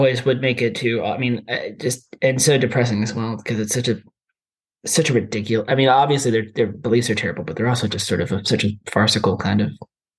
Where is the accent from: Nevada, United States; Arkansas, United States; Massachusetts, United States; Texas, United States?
Arkansas, United States; I'm obviously from Arkansas, which is a pretty flyover country, as many Americans would call it, right?